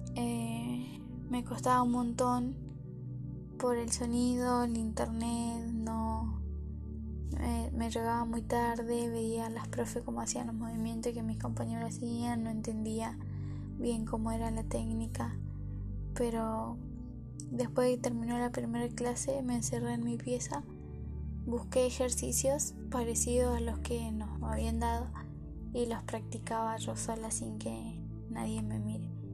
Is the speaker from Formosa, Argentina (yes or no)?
yes; Formosa, Argentina; now in Comodoro Rivadavia, Argentina; soy de Formosa y hace varios años que vivo en Comodoro Rivadavia